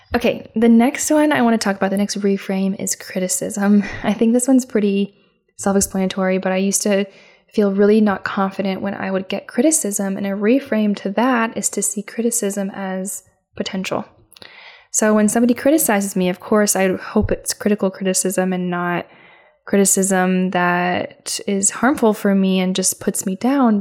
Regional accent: Midwest, United States; my hometown. I'm from the Midwest

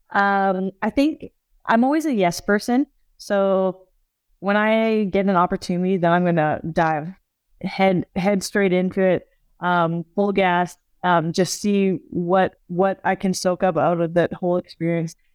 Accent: Canada; you know, as a Canadian, you know, she's also Canadian.

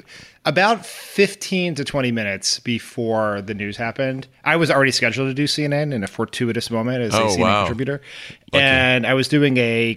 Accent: San Francisco, California, United States; born or raised there; moved away

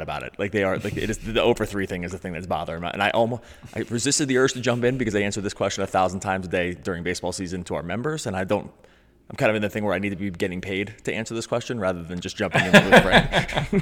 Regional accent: Philadelphia, Pennsylvania, United States; I grew up in Philadelphia

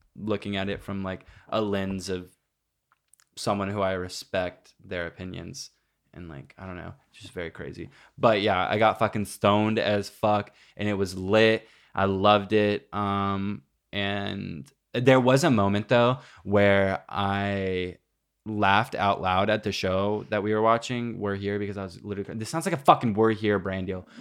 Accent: Granbury, Texas, United States; moved away; It says Granbury, Texas, which is my hometown

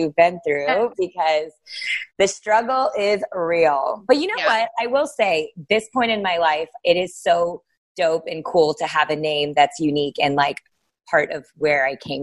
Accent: Texas, United States; I live in Texas. I'm here now at home now

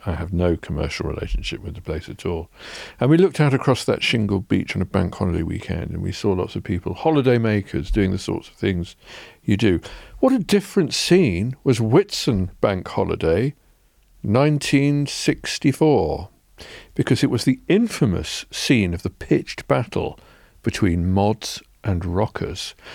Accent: England, United Kingdom; as English people

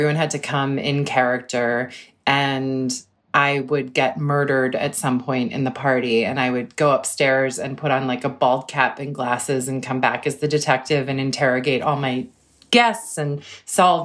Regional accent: Cambridge, Massachusetts, United States; I grew up in Cambridge, which was an amazing place to grow up in too

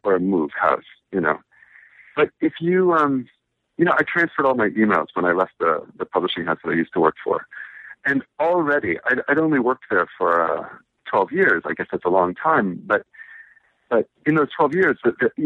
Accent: Washington, District of Columbia, United States; now in New York, United States; I was born in Washington, D.C., and I was raised in Washington, D.C., in the city, in Adams Morgan

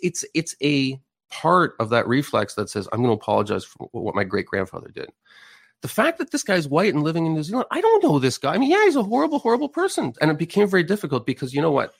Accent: Canada

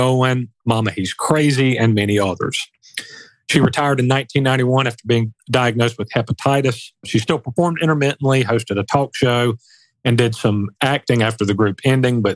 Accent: South Carolina, United States; my home state of South Carolina

